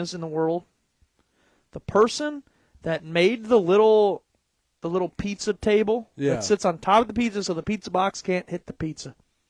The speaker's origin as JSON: {"language": "English", "town": "Eastlake", "country": "United States", "tie": "born or raised there", "said": "I grew up in Eastlake."}